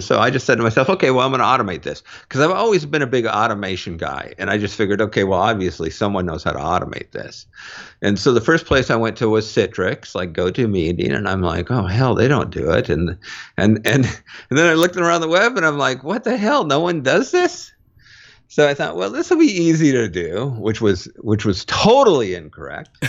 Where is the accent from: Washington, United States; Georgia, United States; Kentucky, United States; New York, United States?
Washington, United States; Mountlake Terrace; moved away; I grew up in North, North Seattle. Um, in a town, uh, just outside of Seattle called Mount Lake Terrace